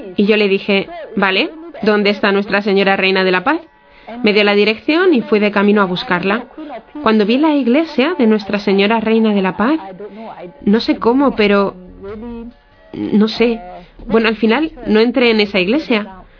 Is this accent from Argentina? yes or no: no; Singapore; Es una isla muy pequeña en uh, Asia somos unos 5 millones de habitantes, de los cuales solo 300.000 somos católicos